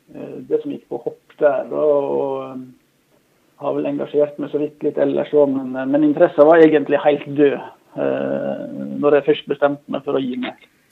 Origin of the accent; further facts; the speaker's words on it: Norway; also born or lived in Bærum / Lillehammer; Jeg vokste opp lengst inn i Håndalen